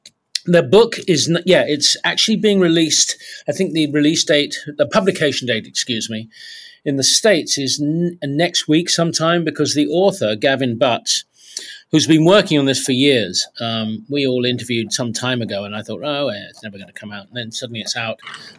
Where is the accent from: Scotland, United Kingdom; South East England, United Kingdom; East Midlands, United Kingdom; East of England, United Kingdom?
South East England, United Kingdom; although three of us were all from Southeast London. We grew up in Kent.